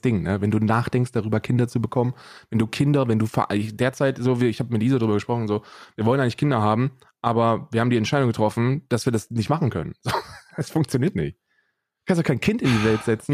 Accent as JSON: {"language": "German", "country": "Germany", "tie": "born or raised there", "said": "ich bin in Deutschland aufgewachsen"}